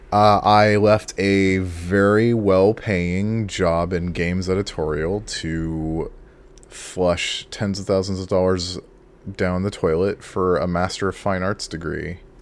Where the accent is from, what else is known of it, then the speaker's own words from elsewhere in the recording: Imperial Beach, California, United States; moved away as an adult; I grew up in Southern California, uh, in the county of San Diego in a city called Imperial Beach, um, and that's where I spent basically my whole life until I was twenty-one